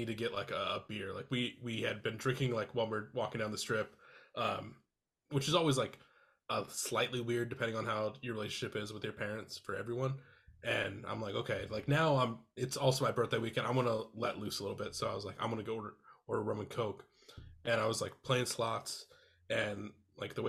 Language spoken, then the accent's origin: English; Iowa, United States; now in Minneapolis, United States; so I live in Minneapolis now. I'm originally from Iowa.